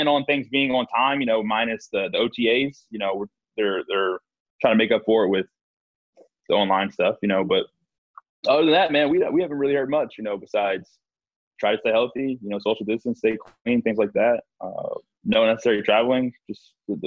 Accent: Houston, Texas, United States; I'm from Houston originally, so it's been awesome to be back home

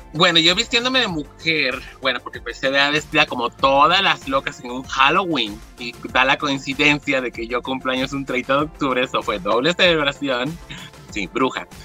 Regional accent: Mexico; now in California, United States; siendo latina, mexicana, luego no hablas bien el idioma en esos tiempos

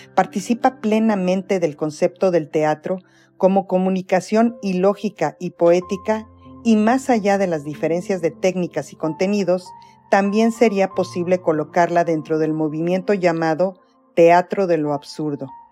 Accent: Toluca, State of Mexico, Mexico; now in Toronto, Canada; Nací en Toluca, Estado de México

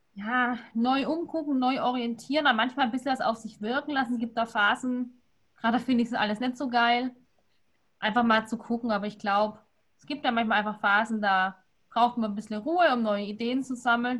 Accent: Swabia, Baden-Württemberg, Germany; lege ich als Schwabe

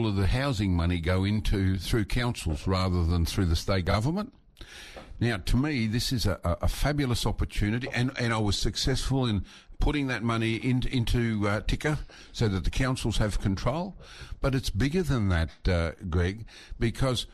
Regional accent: Mareeba, Queensland, Australia; I grew up in Mareeba, many of my school friends were Indigenous.

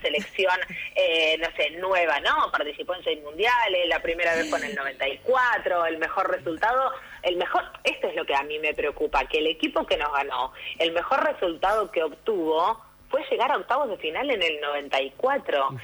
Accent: Argentina; el fútbol eh, forma parte de nuestra idiosincrasia como argentinos y argentinas

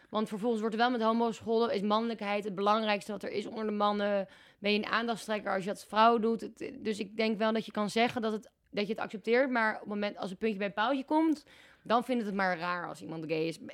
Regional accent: Amsterdam, North Holland, Netherlands; moved away as an adult; also born or lived in Groningen; in Amsterdam, waar ik vandaan kom

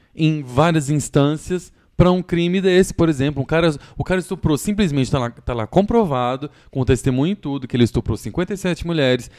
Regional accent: Goiânia, Goiás, Brazil; moved away as an adult; now in São Paulo, Brazil

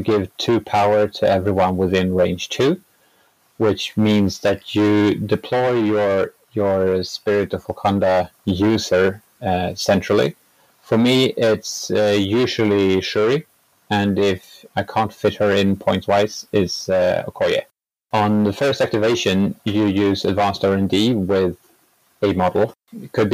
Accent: Sweden; I'm from Sweden.

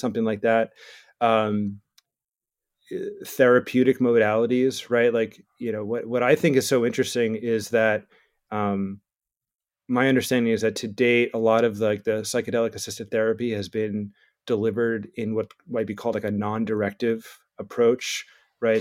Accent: New Jersey, United States; I'm from New Jersey, I was born in the eighties

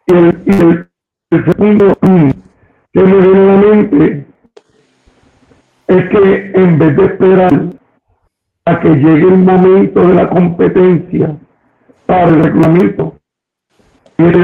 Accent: Puerto Rico; Claro, pues, esa es la manera en que somos puertorriqueños, esa es la manera en que somos nosotros.

